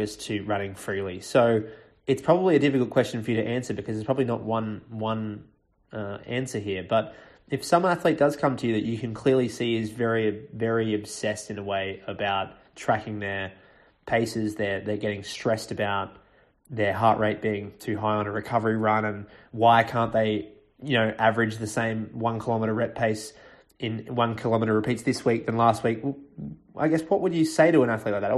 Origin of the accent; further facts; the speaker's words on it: Australia; moved away as an adult; also born or lived in Europe; I grew up in Australia